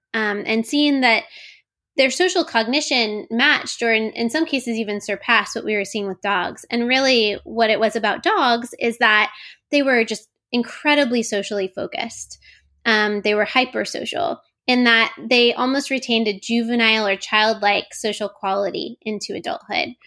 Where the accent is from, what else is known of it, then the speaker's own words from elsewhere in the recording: Florida, United States; moved away; also born or lived in Oregon; I grew up in Florida